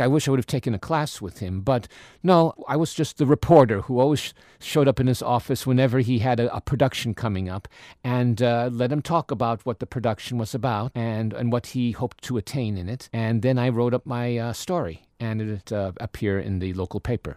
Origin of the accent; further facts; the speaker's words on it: New York, United States; moved away; I grew up in New York and attended public schools there